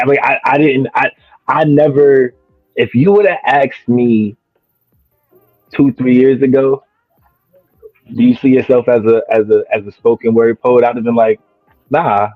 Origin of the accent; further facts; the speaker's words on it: New Jersey, United States; moved away as an adult; now in Williamston, United States; I'm originally from New Jersey